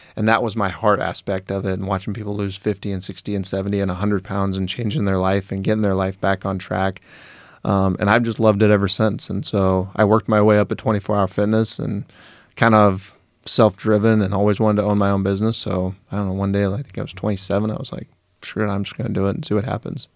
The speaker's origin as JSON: {"language": "English", "town": "Wood River", "region": "Nebraska", "country": "United States", "tie": "born or raised there", "said": "I grew up in Wood River."}